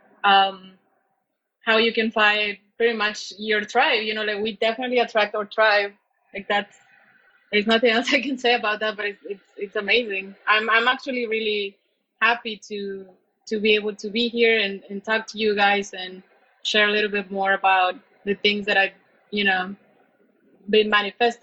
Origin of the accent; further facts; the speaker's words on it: Baja California, Mexico; English is a second language; moved away as an adult; I was born in California, but I was raised in Mexico, in Baja specifically